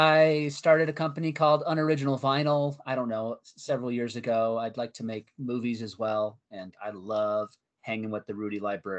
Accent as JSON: {"language": "English", "town": "Mission", "region": "Texas", "country": "United States", "tie": "born or raised there", "moved": "yes", "lives_now": "Colorado, United States", "said": "I celebrate Texas Christmas, which is a little different because where I grew up was down in Mission in the Rio Grande Valley, Mission in McAllen, Texas."}